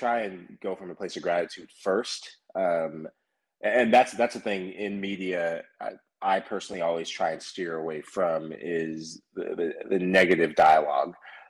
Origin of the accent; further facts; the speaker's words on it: Sierra Leone; And I'm originally from West Africa in Sierra Leone. You may have recently heard of them from a competition called the African Cup of Nations. Shout out to the Leone Stars, Sierra Leone, proud. But I grew up in a soccer-loving, soccer-appreciating country and family.